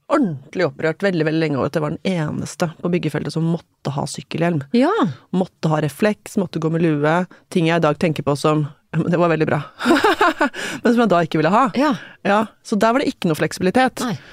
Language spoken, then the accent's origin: Norwegian; Hamar, Innlandet, Norway; Tenker på min egen oppvekst som veldig sånn um, Sånn forstadsromantisk, liksom. Um, byggefelt rett utenfor Hamar by, der det var trygt og godt og vi føyk rundt på syklene våre i nabolaget